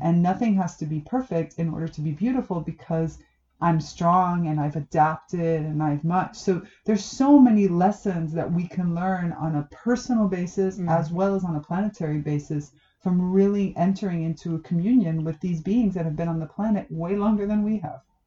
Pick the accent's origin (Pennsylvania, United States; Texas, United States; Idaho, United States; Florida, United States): Florida, United States; South; moved away; also born or lived in Damanhur; I grew up in South Florida. I'm Cuban American